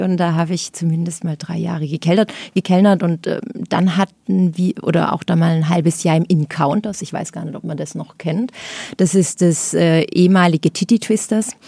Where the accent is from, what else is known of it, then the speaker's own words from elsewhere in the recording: Lauffen am Neckar, Baden-Württemberg, Germany; also born or lived in Kandel, Rhineland-Palatinate / Heilbronn; meine Eltern sind zur Einschulung nach Laufen gezogen. Dort ähm, bin ich dann auch aufs Gymnasium